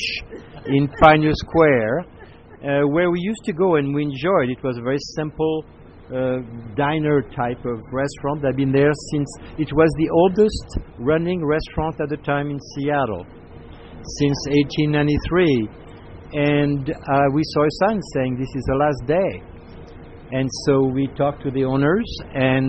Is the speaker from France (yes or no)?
yes; Paris, Île-de-France, France; moved away as an adult; also born or lived in Spokane, United States; now in United States; I grew up in Paris from a large family of seven boys